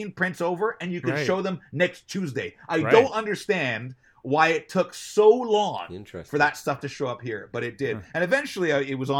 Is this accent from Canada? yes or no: yes; Toronto, Ontario, Canada; also born or lived in Montreal; I was born in Montreal, moved to Toronto when I was young.